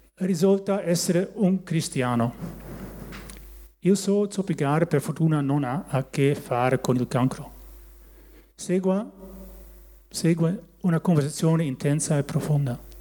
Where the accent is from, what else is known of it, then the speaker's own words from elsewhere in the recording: Barsingerhorn, North Holland, Netherlands; Italian is a second language; also born or lived in Haren, Netherlands; now in Italy; E quando io e mia sorella avevamo pochi anni siamo tornati nel loro paese di origine. E lì sono cresciuto nel paesino di Barsingerhorn.